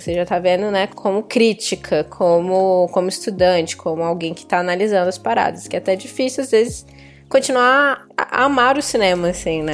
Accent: Brasília, Federal District, Brazil; fui criada no, no, em Brasília

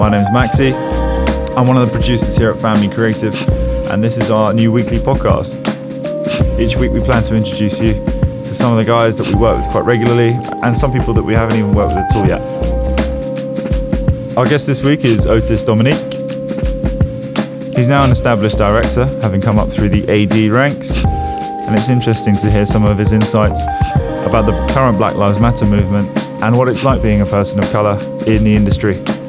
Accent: London, United Kingdom; We're all from London, but they retired 5 years ago, so they got out at the right time, really.

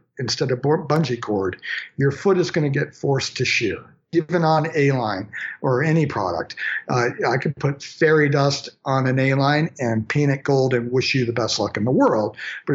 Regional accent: Maine, United States; I'm from Maine, just a good Maine kid that grew up in the woods myself

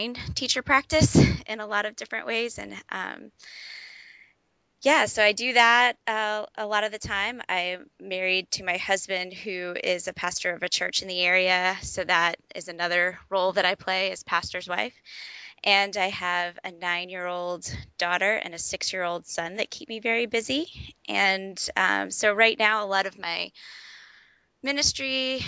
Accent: United States; moved away; also born or lived in Alaska / Atlanta, Georgia; I grew up in Louisiana, Georgia

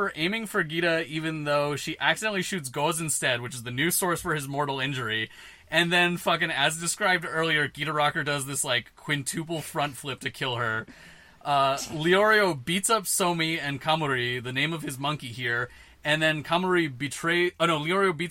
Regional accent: Northeast Ohio, United States; I grew up in Northeast Ohio

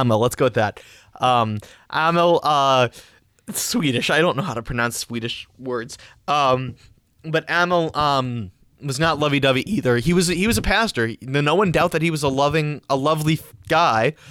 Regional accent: New York, United States; we're from New York

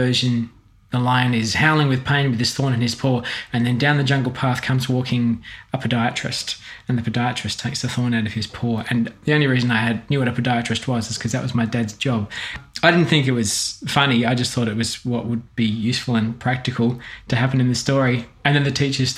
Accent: Fremantle, Western Australia, Australia; also born or lived in Palmyra, Western Australia; I was always living around Frio. I was born at Woodside in East Frio. I lived in South Frio until I was about 5 and then moved to my grandparents' old house in East Frio

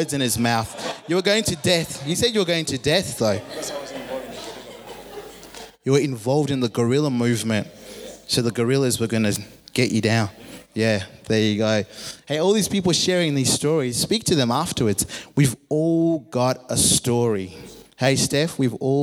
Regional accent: Zimbabwe; I grew up in Zimbabwe, a Christian nation

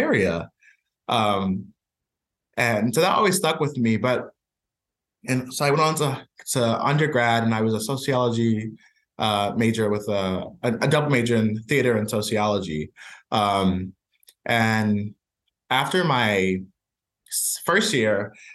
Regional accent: Richmond, Virginia, United States; moved away as an adult; also born or lived in Long Island, New York; now in Providence, United States; raised in Richmond, Virginia for most of my life.

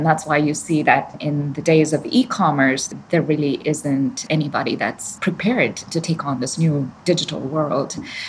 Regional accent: Chennai, Tamil Nadu, India; moved away as an adult; I grew up in Chennai, southern India, by the coast.

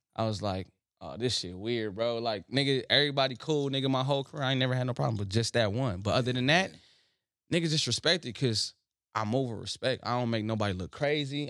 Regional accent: Los Angeles, California, United States; put my city in my name

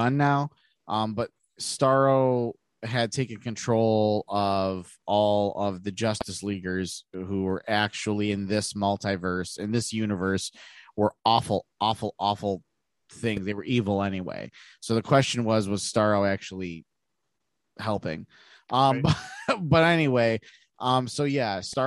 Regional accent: United States; I'm not even German. I'm American, speaking American

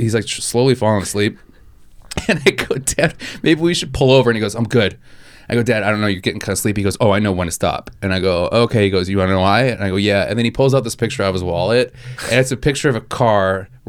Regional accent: Wisconsin, United States; I'm from Wisconsin

